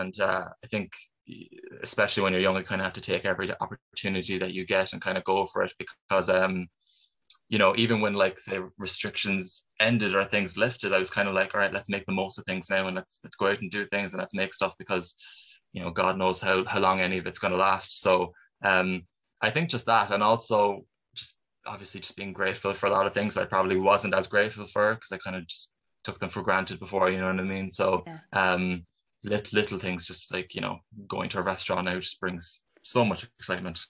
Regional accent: Cork, Munster, Ireland; I've never really been out of Cork for for more than really two weeks at a time

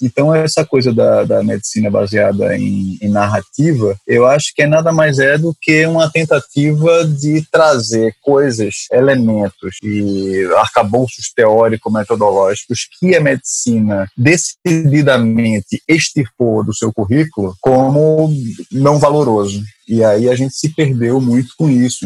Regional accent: Recife, Pernambuco, Brazil; accent: Recife; moved away as an adult; now in Rio de Janeiro, Brazil; Eu sou de Recife, sotaque é de Recife, mas moro no Rio já faz 12 anos.

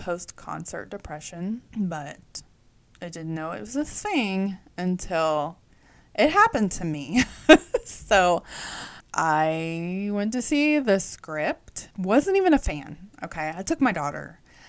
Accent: Texas, United States; They called me y'all because I was from Texas

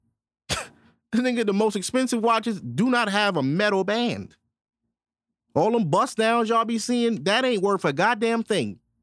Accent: New York City, New York, United States; I'm from Brooklyn, New York, born and raised.

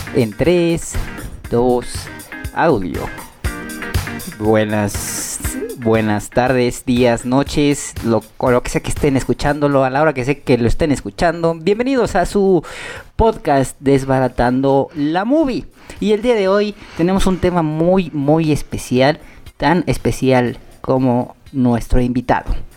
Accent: Mexico; soy mexicano, soy morenón

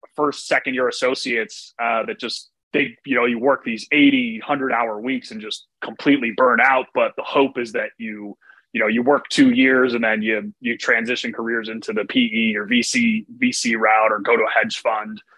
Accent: Chicago, Illinois, United States; moved away as an adult; also born or lived in New York; I grew up around Chicago and then, you know, going to New York at 18

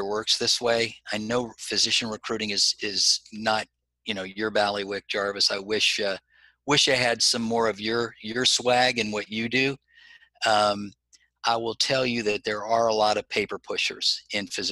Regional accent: South Florida, United States; I grew up in South Florida.

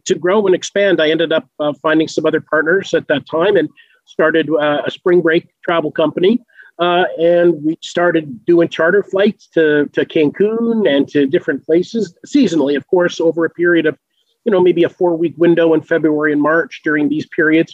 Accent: Canada; I grew up in Canada

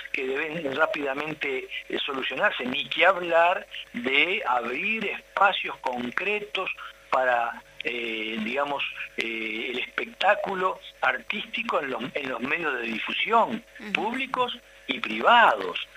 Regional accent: Uruguay; yo soy uruguayo

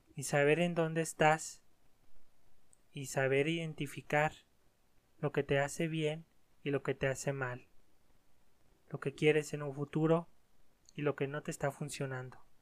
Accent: Mexico; en mi país, aquí los mexicanos

